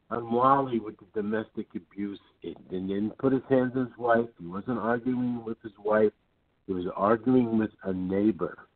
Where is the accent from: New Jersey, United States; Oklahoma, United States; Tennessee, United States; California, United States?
New Jersey, United States; now in Chicago, United States; I'm from Chicago, but actually I'm from New Jersey. I'm in Chicago at the moment.